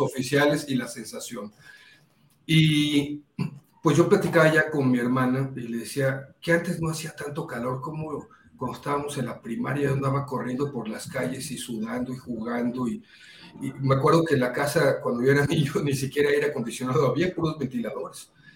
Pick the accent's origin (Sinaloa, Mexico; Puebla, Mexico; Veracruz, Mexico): Veracruz, Mexico; Poza Rica; moved away; soy de Poza Rica, Veracruz